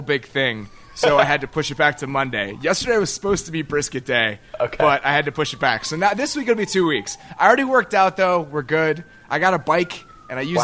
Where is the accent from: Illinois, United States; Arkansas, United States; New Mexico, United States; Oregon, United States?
Illinois, United States; Chicago; I'm from Chicago, man. We have this whole, you know, Second City improv just culture that we live here